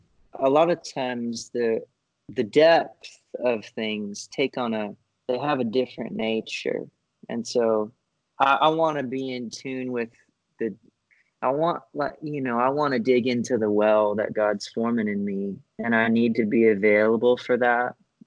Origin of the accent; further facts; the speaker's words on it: Florida, United States; So I grew up in Florida. I ended up going to college at UCF in Orlando.